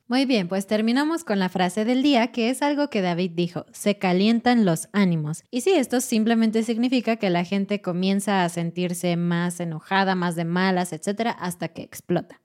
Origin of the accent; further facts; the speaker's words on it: Mexico City, Mexico; como mexicano, como chilango, como persona de Ciudad de México